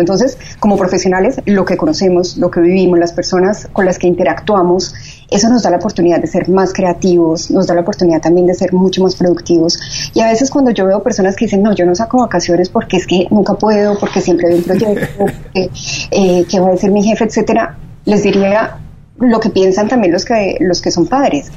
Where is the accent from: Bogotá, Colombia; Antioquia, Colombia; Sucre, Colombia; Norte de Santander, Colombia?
Antioquia, Colombia; Medellín; moved away as an adult; also born or lived in Bogotá / Spain / Mexico City; now in Miami, United States; originalmente somos de Medellín, vivimos también en Bogotá, yo viví en un tiempo en España